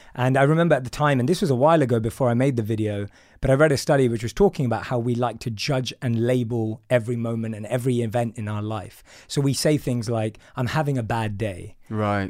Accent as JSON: {"language": "English", "region": "London", "country": "United Kingdom", "tie": "born or raised there", "said": "So I'm from London. I grew up in a place called Wood Green in North London"}